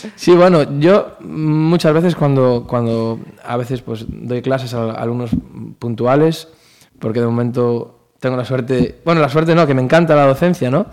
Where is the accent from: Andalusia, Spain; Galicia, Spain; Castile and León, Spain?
Galicia, Spain; Pontevedra; estamos en Pontevedra, pues esta es mi tierra